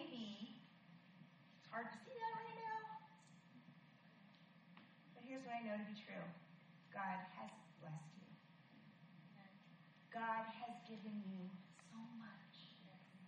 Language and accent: English; Michigan, United States; I was born in Michigan.